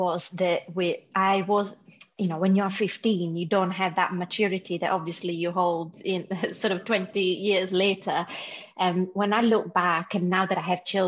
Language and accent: English; Italy; moved away as an adult; now in United Kingdom; from Italy originally